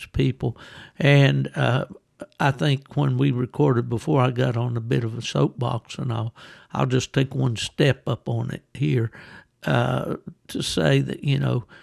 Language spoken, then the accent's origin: English; West Virginia, United States; coon season, squirrel season, what we call small game season in West Virginia